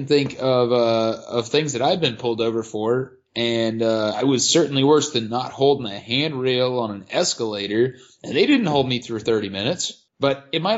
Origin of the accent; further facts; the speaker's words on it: United States; I'm an American